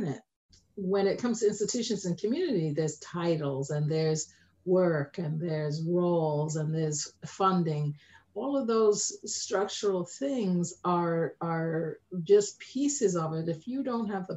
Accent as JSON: {"language": "English", "region": "London", "country": "United Kingdom", "tie": "born or raised there", "moved": "yes", "said": "my own journey of growing up in Tottenham"}